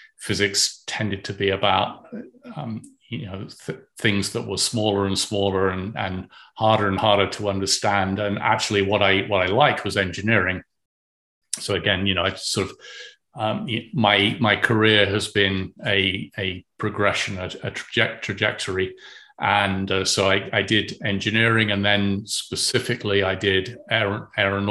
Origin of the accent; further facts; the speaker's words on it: United Kingdom; moved away; when I went to school in the UK, I went to King Edward School